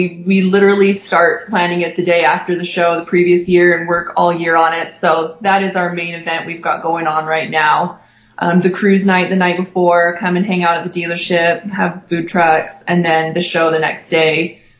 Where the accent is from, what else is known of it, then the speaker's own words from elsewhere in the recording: Sacramento, California, United States; now in Utah, United States; I'm from the Sacramento area, and my husband's from Redondo Beach.